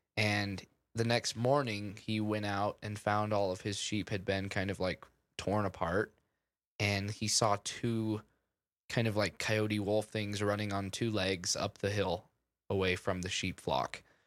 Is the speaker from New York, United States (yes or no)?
no; Utah, United States; Andrew and I, we're from, uh, we're from Utah